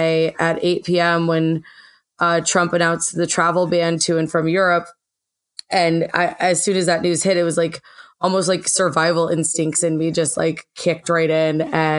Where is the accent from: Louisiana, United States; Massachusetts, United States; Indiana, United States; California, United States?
Massachusetts, United States; Western; moved away as an adult; also born or lived in New York City; I'm from Western Massachusetts in the middle of the goddamn woods.